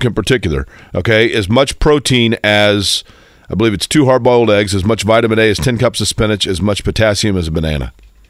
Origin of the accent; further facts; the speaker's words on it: Indianapolis, Indiana, United States; also born or lived in Shelbyville, Indiana; I grew up in Indy, but when I was a really little kid, we lived near a dairy farm in Shelbyville